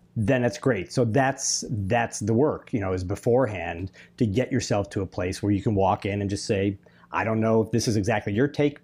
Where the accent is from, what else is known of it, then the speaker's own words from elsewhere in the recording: Chicago, Illinois, United States; moved away as an adult; I was from Chicago